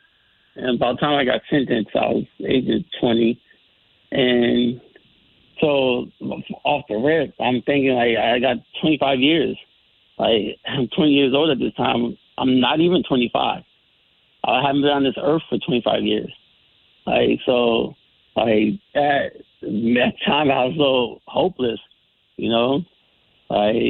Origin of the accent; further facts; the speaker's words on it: Bridgeport, Connecticut, United States; I grew up in Bridgeport, and early years, like, I'm from Black Rock, Western area, by way of P.T. Barnum Housing Projects